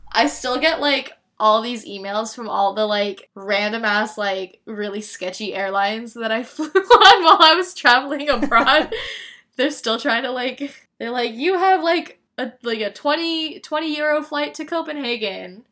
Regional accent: Northern California, United States; I was born and raised in Northern California

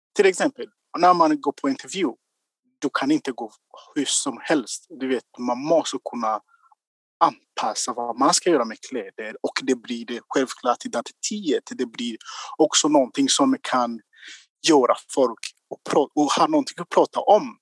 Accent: Rwanda; Swedish is a second language; moved away as an adult; now in Gothenburg, Sweden; jag kommer från Rwanda

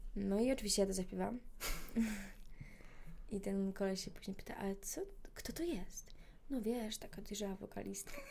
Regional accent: Poland; jestem z Polski

